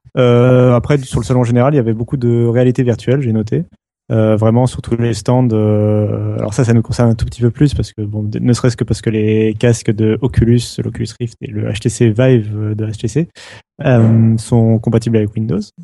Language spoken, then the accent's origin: French; France; chez nous en France